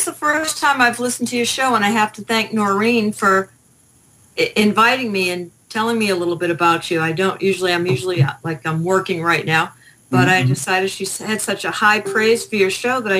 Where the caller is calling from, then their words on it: Henderson, Nevada, United States; Well, actually, I fudge a little bit. I'm actually in Henderson, but just a couple blocks.